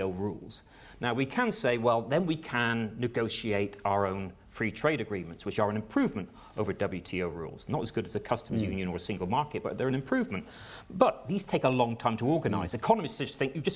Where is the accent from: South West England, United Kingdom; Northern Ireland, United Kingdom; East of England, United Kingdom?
South West England, United Kingdom; West Country; accent: West Country; But I was born in the West Country.